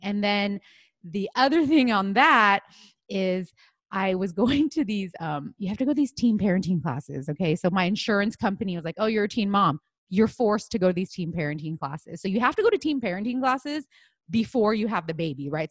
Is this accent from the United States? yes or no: yes; United States; I'm Chinese American.